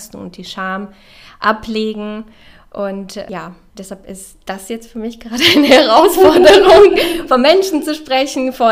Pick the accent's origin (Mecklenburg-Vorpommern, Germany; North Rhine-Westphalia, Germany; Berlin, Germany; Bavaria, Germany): North Rhine-Westphalia, Germany; Castrop-Rauxel; ja, ich komme aus Kastrop.